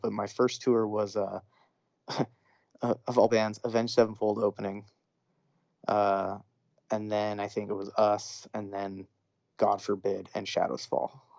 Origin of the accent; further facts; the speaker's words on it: Orange County, California, United States; growing up in Orange County, California